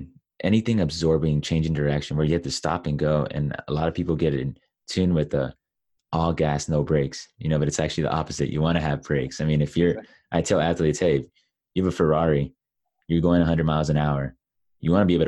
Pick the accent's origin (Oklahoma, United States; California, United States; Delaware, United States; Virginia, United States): California, United States; Los Angeles; I grew up in Los Angeles